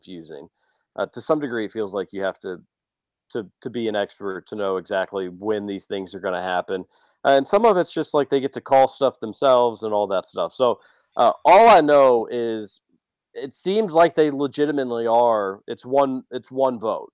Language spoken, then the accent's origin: English; Kentucky, United States; If we considered our nationality Kentuckians